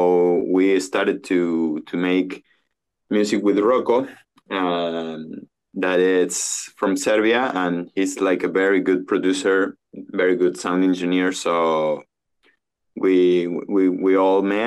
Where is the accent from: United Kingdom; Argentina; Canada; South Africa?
Argentina; Córdoba; moved away as an adult; also born or lived in Mendoza, Argentina; now in Tulum, Mexico; my family is from Mendoza, but I lived in Cordoba from, like, since I was like four. So I'm more Cordobes than Mendocino